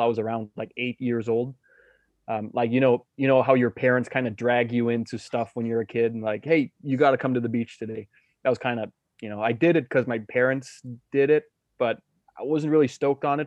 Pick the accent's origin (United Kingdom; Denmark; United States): Denmark; I'm born and raised in Denmark, where um, I grew up as a kid on the west coast of Jutland